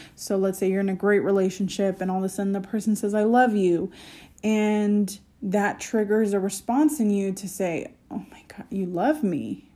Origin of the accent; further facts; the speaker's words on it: United States; as an American